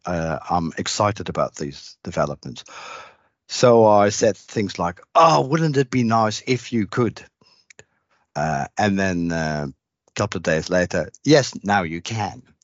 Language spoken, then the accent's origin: English; Netherlands; moved away as an adult; also born or lived in Maastricht, Netherlands; now in Australia; I grew up in the Netherlands